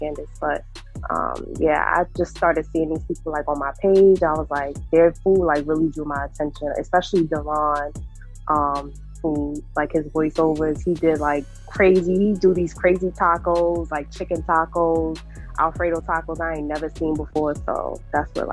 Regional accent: New York City, New York, United States; growing up in New York and being around different Caribbean restaurants

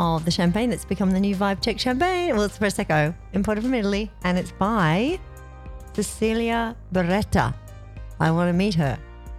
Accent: Australia; now in Los Angeles, United States; I'm Australian.

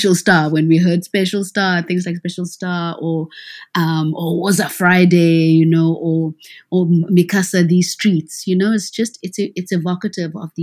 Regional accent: South Africa; as a South African

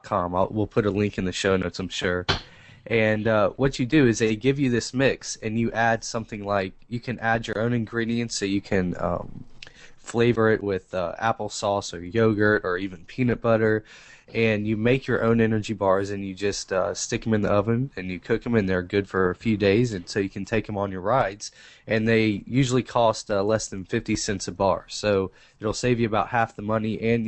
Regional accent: the South, United States; I'm from the South.

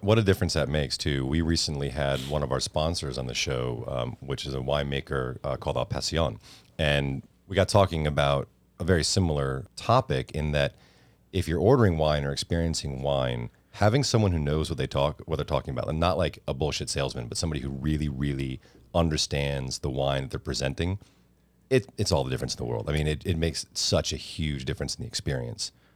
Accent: Fairfield County, Connecticut, United States; I grew up in Fairfield County, Connecticut

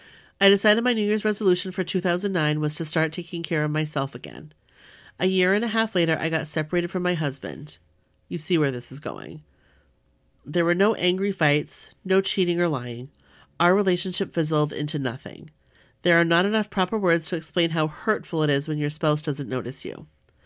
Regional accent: New York, United States; I love being a New Yorker. I never wanted to leave, ever.

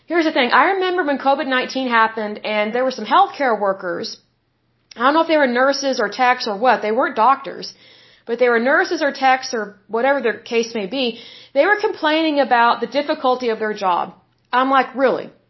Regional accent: Oklahoma, United States; I'm from Oklahoma, and way back in the day, we had a lot of mills and factories here.

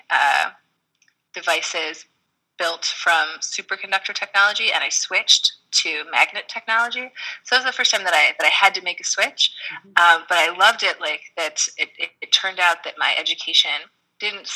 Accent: Tucson, Arizona, United States; moved away as an adult; also born or lived in Tokyo, Japan; I ended up going to school in my hometown

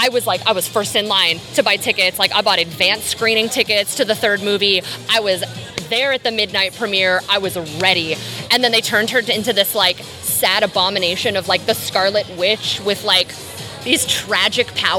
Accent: Texas, United States; accent: Southern; I grew up in Texas.

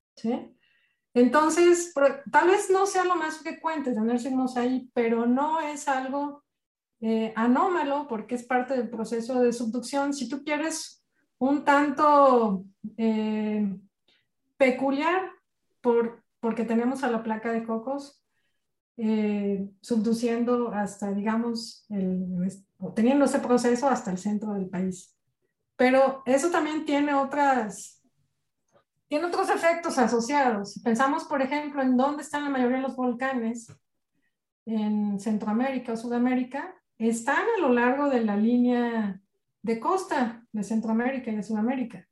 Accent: Mexico; cómo somos los mexicanos

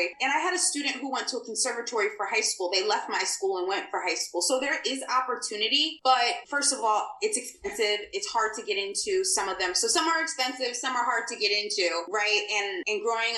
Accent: New Jersey, United States; I'm in the United States. I grew up in New Jersey and I grew up in the hood.

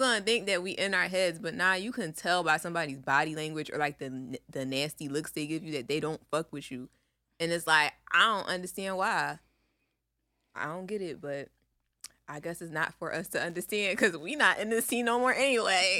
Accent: Philadelphia, Pennsylvania, United States; we are from Philly

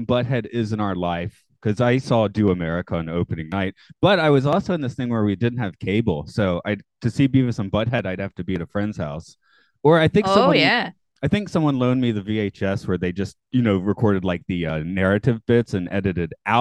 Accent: Southeast, United States; I'm from the South. I mean, not Texas, but I'm from the Southeast.

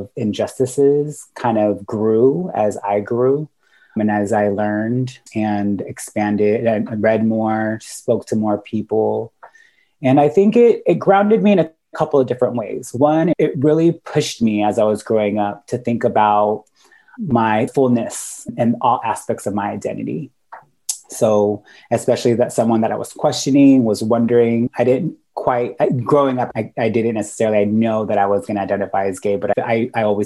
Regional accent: Sacramento, California, United States; also born or lived in Guam / San Francisco Bay Area; raised most of my life in California. I spent most of it in Sacramento

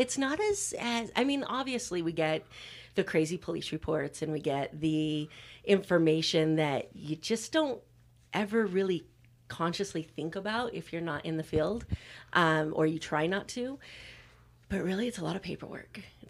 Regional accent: Idaho, United States; I grew up in Idaho where there's no sports.

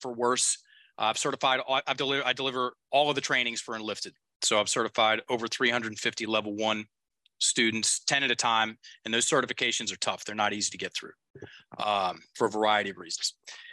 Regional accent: the South, Appalachian Mountains, United States; I'm from the South, from the Appalachian Mountains

